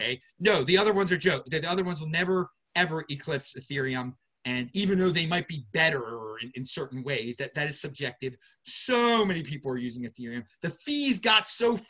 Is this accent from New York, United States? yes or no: no; Baltimore, Maryland, United States; moved away; I'm originally from Baltimore.